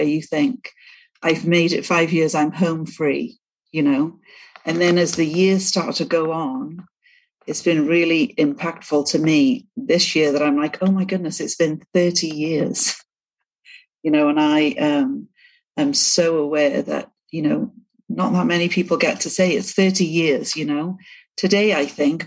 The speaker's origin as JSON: {"language": "English", "town": "Cardiff", "region": "Wales", "country": "United Kingdom", "tie": "born or raised there", "moved": "as an adult", "lives_now": "East Millcreek, United States", "said": "I'm from the UK, born and raised in Wales, in Cardiff."}